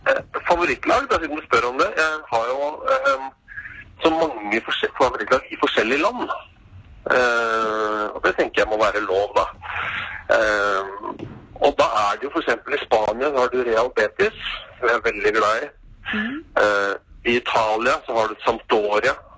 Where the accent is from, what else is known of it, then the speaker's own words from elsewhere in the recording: Oslo, Norway; also born or lived in Molde; jeg er oppvokst på Oslo øst